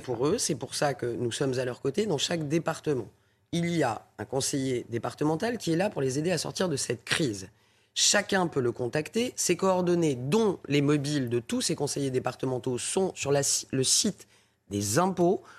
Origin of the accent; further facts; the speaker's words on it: Paris, Île-de-France, France; je suis parisienne euh, avant tout et députée de Paris